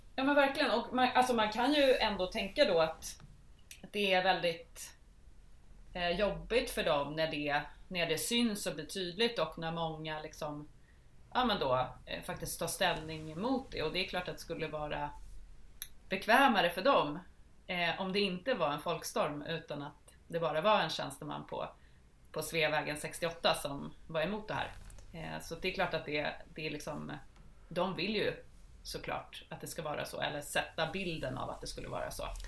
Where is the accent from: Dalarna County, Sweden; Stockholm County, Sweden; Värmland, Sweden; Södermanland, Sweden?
Södermanland, Sweden; I mitt hemlän, Sörmland